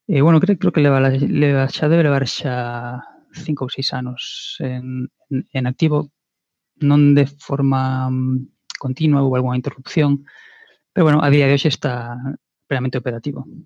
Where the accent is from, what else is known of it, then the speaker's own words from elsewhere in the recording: Vigo, Galicia, Spain; Aquí en Vigo, de, de onde son eu